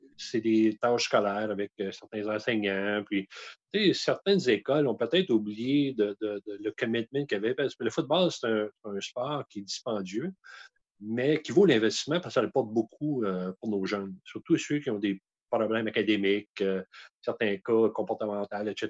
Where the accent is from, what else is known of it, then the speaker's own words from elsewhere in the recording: Outaouais, Quebec, Canada; chez nous en Outaouais